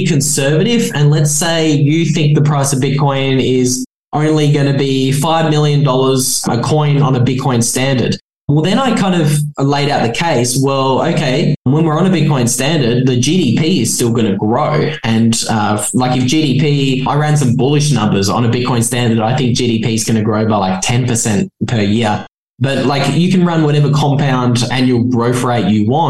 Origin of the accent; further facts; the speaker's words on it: Australia; moved away; based in Australia, what used to be my home country